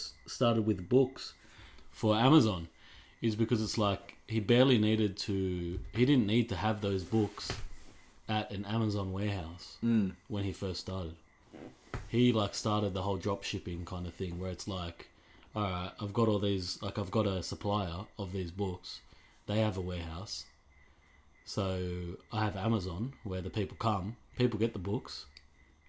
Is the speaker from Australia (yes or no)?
yes; Guildford, New South Wales, Australia; I grew up more in Guildford